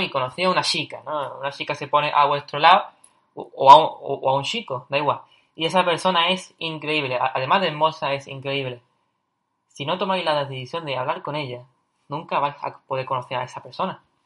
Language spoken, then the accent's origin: Spanish; Cádiz, Andalusia, Spain; yo soy de Cádiz, ¿vale? Es una, ciudad en el sur de España, en Andalucía